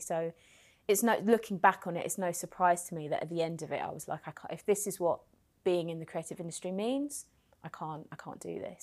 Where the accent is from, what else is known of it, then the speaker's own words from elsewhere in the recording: London, United Kingdom; also born or lived in West Country; I grew up in Hackney